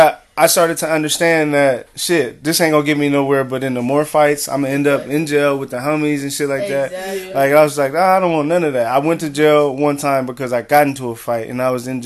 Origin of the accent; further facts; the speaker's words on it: Pasadena, California, United States; I'm from Pasadena